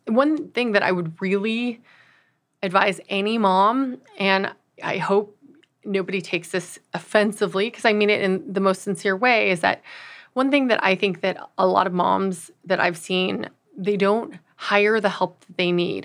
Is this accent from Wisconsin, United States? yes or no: no; Los Angeles, California, United States; also born or lived in Austin, Texas; I'm originally from Los Angeles, California